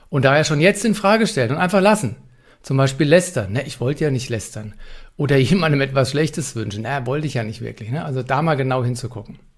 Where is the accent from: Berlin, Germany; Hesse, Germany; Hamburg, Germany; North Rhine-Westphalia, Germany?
Hesse, Germany; Frankfurt; accent: Hessian; Und auch Hochdeutsch, weil ich komme zwar aus Frankfurt am Main, aber ich kann noch ein bisschen Hochdeutsch. Aber Hessisch nochmal genannt